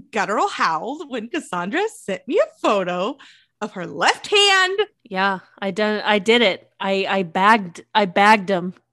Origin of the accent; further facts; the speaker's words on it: United States; I'm American.